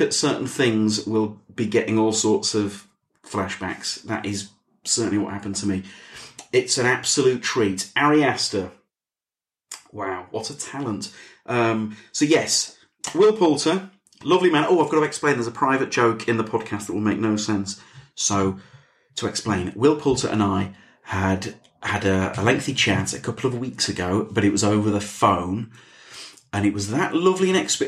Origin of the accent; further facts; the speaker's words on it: the north of England, United Kingdom; accent: northern; my northern accent